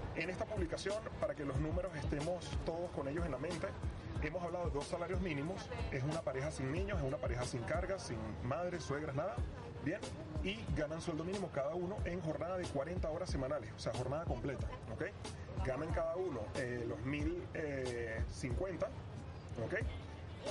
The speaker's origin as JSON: {"language": "Spanish", "country": "Venezuela", "moved": "yes"}